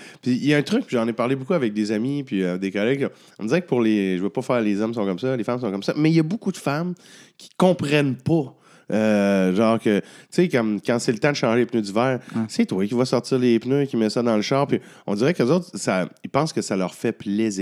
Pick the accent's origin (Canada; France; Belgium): Canada; Abitibi, Quebec; je viens de la BTB